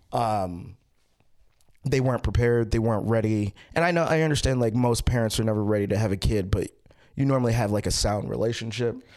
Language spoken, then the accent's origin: English; Baltimore, Maryland, United States; I was born in Baltimore and then I grew up in Baltimore.